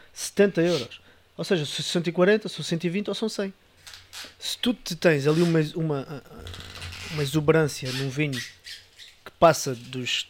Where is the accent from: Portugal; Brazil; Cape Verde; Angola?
Portugal; como bons portugueses que, que somos